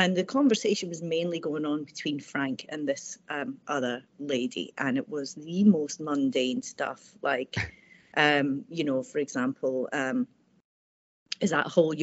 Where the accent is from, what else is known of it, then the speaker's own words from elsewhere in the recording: Airdrie, Scotland, United Kingdom; I grew up in Airdrie, sort of from about age 9 to age about 17.